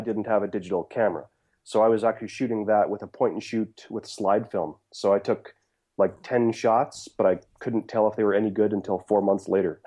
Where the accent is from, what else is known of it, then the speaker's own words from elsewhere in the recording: Saskatchewan, Canada; also born or lived in Steinbach, Manitoba; that's where I was born, raised in Saskatchewan